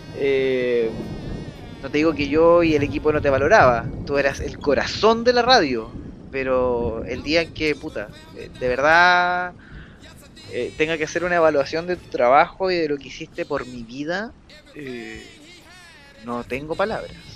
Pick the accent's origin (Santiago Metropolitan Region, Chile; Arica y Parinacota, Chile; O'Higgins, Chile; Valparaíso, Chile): Santiago Metropolitan Region, Chile; Santiago; como santiaguino